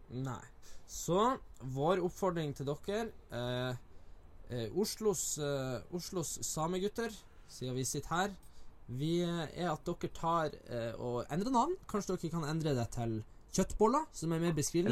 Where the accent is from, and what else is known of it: Northern Norway, Norway; born or raised there; now in Oslo, Norway